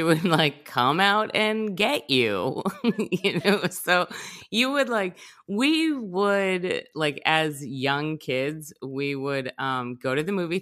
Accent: New Jersey, United States; I'm from New Jersey.

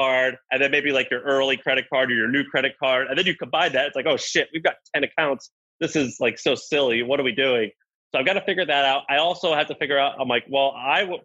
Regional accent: the South, United States; I'm from the South.

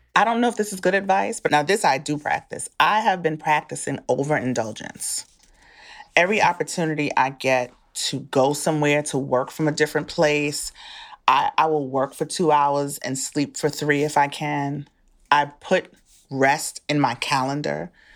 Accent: New York, United States; moved away as an adult; now in Maryland, United States; I'm a Bronx person. I'm from the Bronx. I'm from New York.

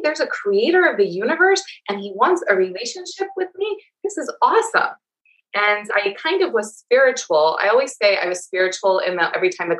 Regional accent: the Bible Belt, United States; growing up in the Bible Belt, I was told that I was going to hell, like a lot.

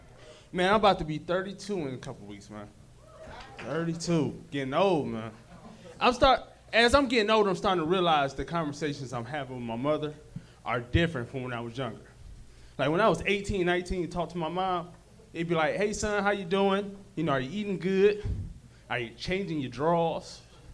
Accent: Detroit, Michigan, United States; now in Los Angeles, United States

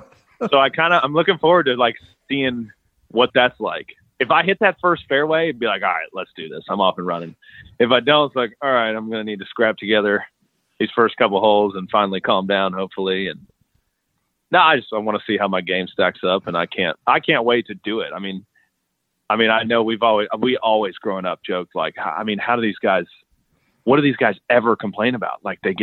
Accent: Dallas, Texas, United States; born or raised there

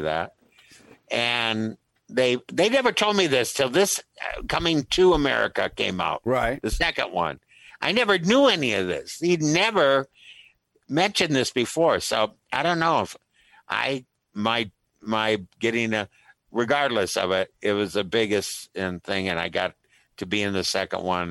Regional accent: Minnesota, United States; as a Minnesotan as I am, a very Midwesterner

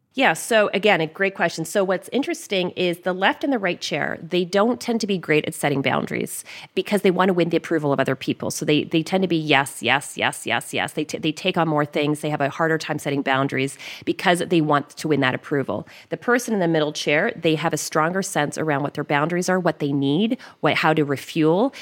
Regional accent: Canada; accent: Canadian; my Canadian accent

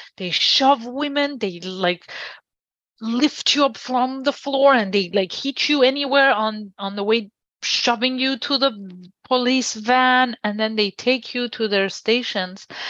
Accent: Iran; moved away as an adult; now in Washington, D.C., United States; I was born and raised in Iran

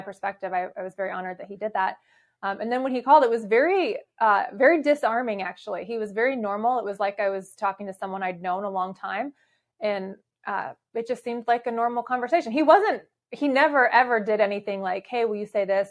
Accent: Arizona, United States; also born or lived in Michigan; I was actually born in Michigan, but I was raised in Arizona

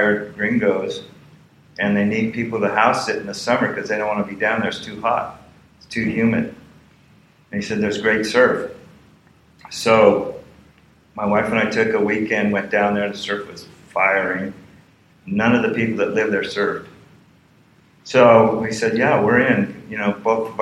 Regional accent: Los Angeles, California, United States; I grew up in Plato Ray, which is right by the LA airport

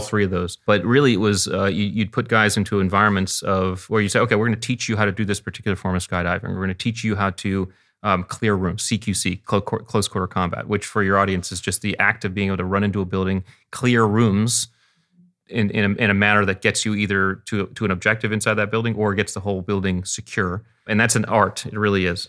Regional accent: Connecticut, United States; we grew up in Connecticut on the beach, and I was a water rat.

